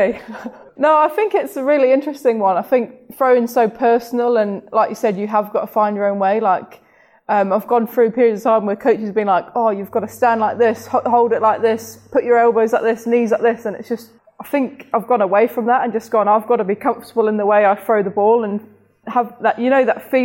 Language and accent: English; New Zealand; moved away; growing up in New Zealand